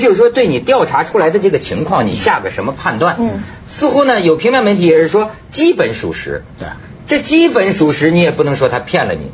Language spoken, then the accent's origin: Chinese; Shenzhen, Guangdong, China; 我们深圳人民